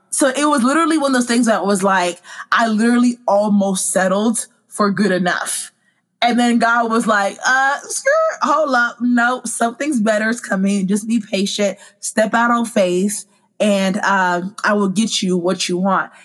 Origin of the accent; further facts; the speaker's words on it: Dallas, Texas, United States; also born or lived in Congo; I am originally from Congo, but my family brought me to America when I was nine months old, and I've lived in Dallas, Texas ever since